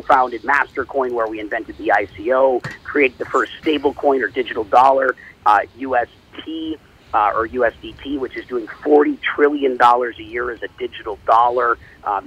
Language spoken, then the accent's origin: English; Minneapolis, Minnesota, United States; moved away; I was born and raised in Minnesota, and most of my family still lives there